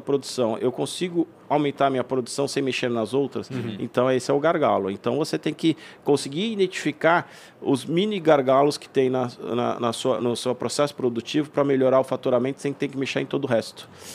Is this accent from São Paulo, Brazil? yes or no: yes; São Paulo, Brazil; moved away; also born or lived in Blumenau; eu como paulista, eu estou acostumado a precisar pegar carro para ir até a praia